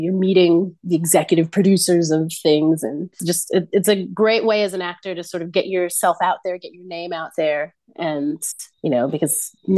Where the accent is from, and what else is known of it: United States; born or raised there; moved away; also born or lived in Australia